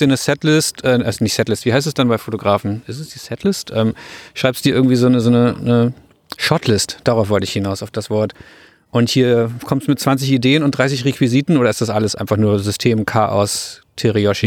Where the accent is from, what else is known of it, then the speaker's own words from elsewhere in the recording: Rostock, Mecklenburg-Vorpommern, Germany; In meiner Heimatstadt, wo ich herkomme, in Rostock